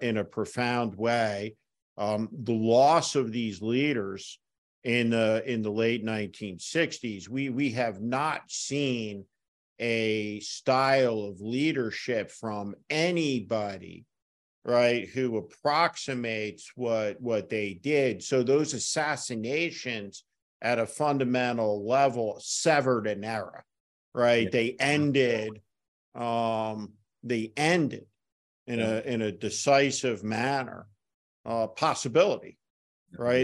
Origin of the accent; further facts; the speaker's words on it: North Plainfield, New Jersey, United States; I grew up in North Plainfield, New Jersey, uh, like Chris in the tri-state area